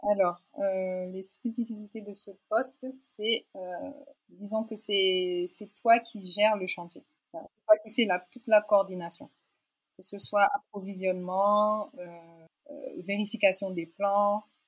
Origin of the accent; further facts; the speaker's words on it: Dakar, Senegal; also born or lived in France; j'ai 31 ans et j'ai grandi à Dakar. j'ai fait tout mon cursus ici, jusqu'au bac